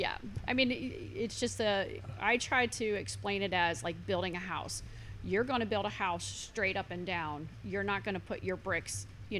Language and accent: English; Wilmington, Ohio, United States; moved away as an adult; now in Northern Kentucky, United States; I am actually born and raised in Wilmington, Ohio.